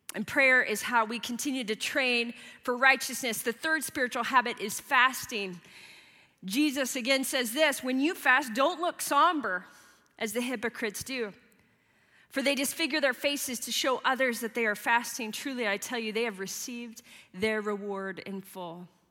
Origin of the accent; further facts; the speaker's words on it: Midwest, United States; moved away; I grew up in the Midwest in the 80s and the 90s